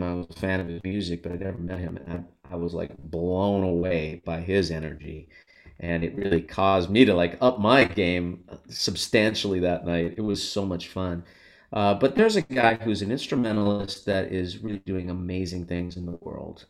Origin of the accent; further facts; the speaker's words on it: Los Angeles, California, United States; I grew up in Los Angeles